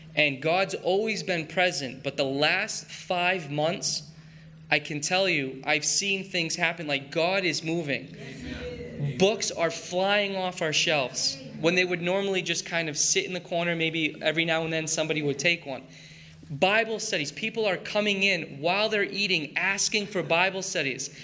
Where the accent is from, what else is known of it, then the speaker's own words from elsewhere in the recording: Maine, United States; growing up in Maine